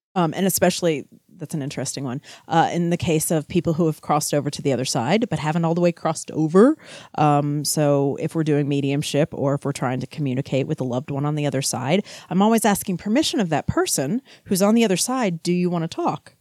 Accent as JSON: {"language": "English", "region": "Louisiana", "country": "United States", "tie": "born or raised there", "also_born_or_lived": "Texas / Chicago", "moved": "yes", "said": "I was growing up in Louisiana"}